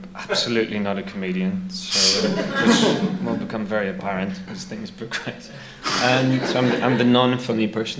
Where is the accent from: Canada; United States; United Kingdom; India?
United Kingdom; Northern Ireland; My dad's from London originally. My mum's from Northern Ireland. I was brought up in Northern Ireland. My dad had to convert to Catholicism to marry my mum.